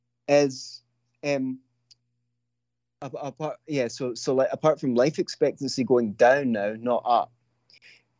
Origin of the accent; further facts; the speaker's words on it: Scotland, United Kingdom; I'm from Scotland. We're notorious cursers